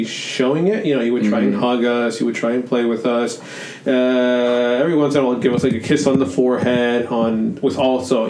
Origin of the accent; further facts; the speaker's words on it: Idaho, United States; we played baseball growing up in Idaho